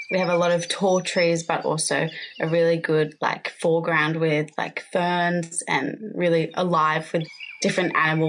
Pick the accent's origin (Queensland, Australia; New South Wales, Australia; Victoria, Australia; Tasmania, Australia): New South Wales, Australia; Yuin country, south coast of; I'm a proud Aboriginal woman. I live on the Yuin country and the south coast of New South Wales and am surrounded by the south coast state forest, including Broomen and Chillicothe State Forest. I have lived in this area my entire life.